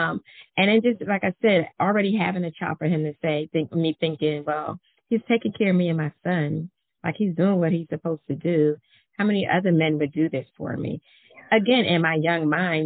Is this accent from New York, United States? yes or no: yes; New York City, New York, United States; I'm from Brooklyn, New York, so I have some fire in me anyway